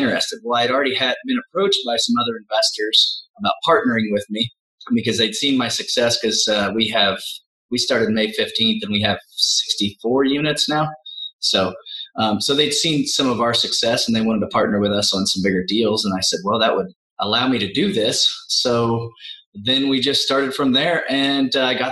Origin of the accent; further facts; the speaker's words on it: Midwest, United States; I'm a Midwesterner